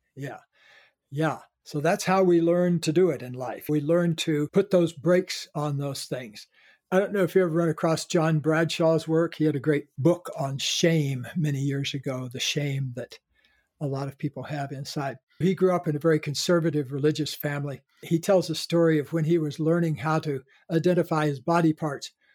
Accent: the South, United States; being born in a Caucasian body growing up in the South.

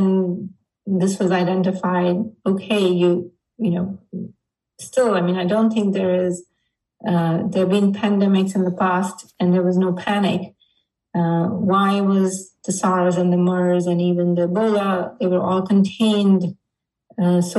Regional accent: India; now in United States; growing up in India

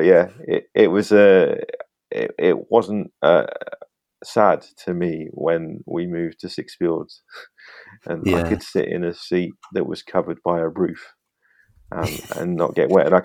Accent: Northampton, East Midlands, United Kingdom; I was born in the Barrett maternity in Northampton.

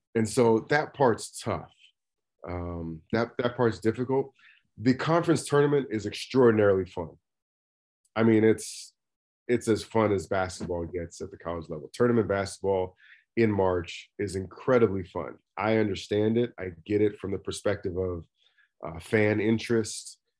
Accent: Oakland, California, United States; also born or lived in Missoula, Montana; born and raised in Oakland, California.

